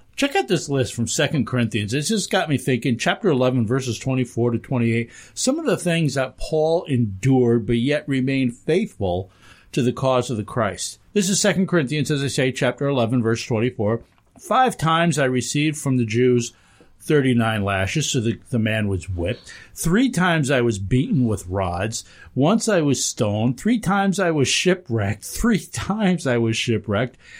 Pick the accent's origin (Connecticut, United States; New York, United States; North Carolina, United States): New York, United States; Hudson Valley; moved away as an adult; now in Western New York, United States; I grew up down in the Hudson Valley